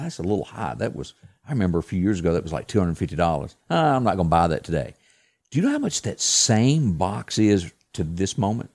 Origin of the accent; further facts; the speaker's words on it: the South, United States; I was a kid and I grew up in the South deer hunting